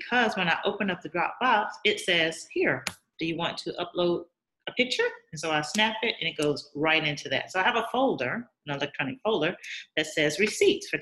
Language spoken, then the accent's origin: English; Alabama, United States; moved away; I am from Alabama, when I come to visit my family and friends